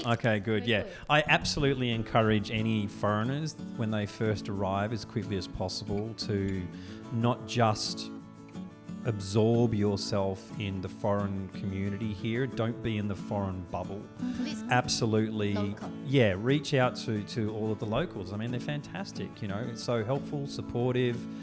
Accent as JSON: {"language": "English", "country": "Australia", "moved": "as an adult", "lives_now": "Taiwan", "said": "I'm an Australian"}